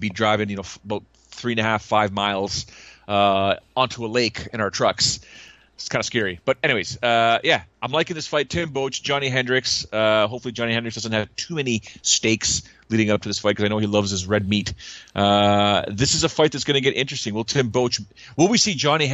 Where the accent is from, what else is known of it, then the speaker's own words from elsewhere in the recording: Canada; I was from Canada